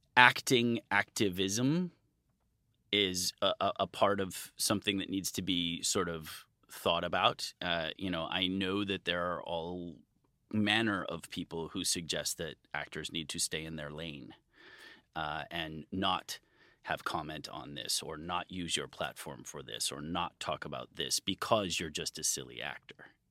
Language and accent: English; Midwest, United States; now in California, United States; I grew up in the Midwest